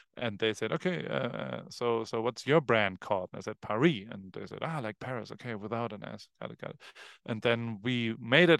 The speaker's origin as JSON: {"language": "English", "region": "Hamburg", "country": "Germany", "tie": "born or raised there", "moved": "yes", "lives_now": "Los Angeles, United States"}